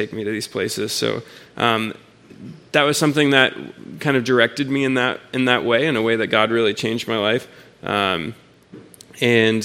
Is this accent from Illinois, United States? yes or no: no; Houston, Texas, United States; I'm from Houston.